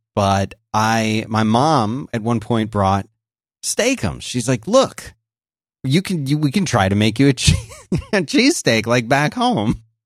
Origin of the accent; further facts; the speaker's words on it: Philadelphia, Pennsylvania, United States; I grew up in Philadelphia